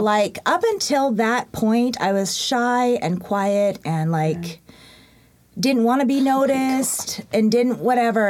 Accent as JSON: {"language": "English", "town": "Yakima", "region": "Washington", "country": "United States", "tie": "born or raised there", "also_born_or_lived": "Korea", "said": "I moved to Yakima when I was two ish"}